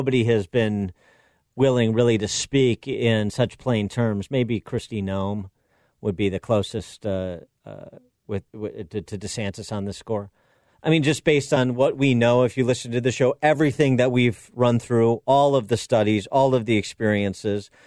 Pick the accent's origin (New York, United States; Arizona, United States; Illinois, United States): Illinois, United States; Illinois, my home state.